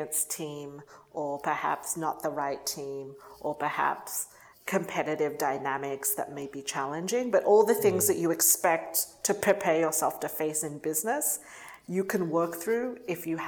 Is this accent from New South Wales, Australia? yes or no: yes; Sydney, New South Wales, Australia; moved away as an adult; now in United States; So I grew up in Australia, went to undergrad in Australia